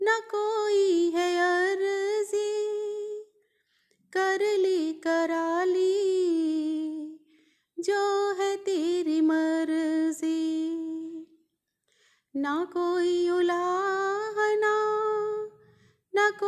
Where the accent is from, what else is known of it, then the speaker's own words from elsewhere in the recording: Gurdaspur, Punjab, India; गुरदासपुर से मैं एक हाउस वाइफ हूँ